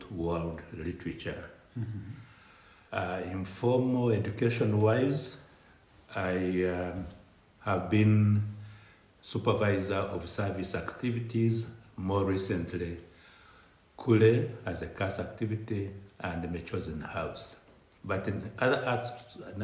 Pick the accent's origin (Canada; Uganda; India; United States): Uganda; moved away as an adult; also born or lived in central Kenya; the then dictator Idi Amin in my home country, Uganda